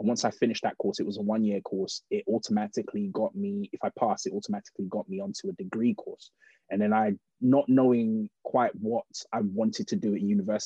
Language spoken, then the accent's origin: English; United Kingdom; I am British born, of Nigerian heritage.